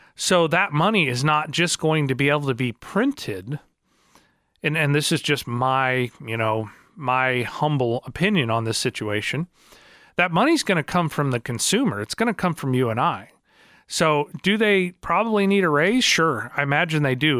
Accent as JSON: {"language": "English", "town": "Marionville", "region": "Missouri", "country": "United States", "tie": "born or raised there", "said": "I grew up in Marionville"}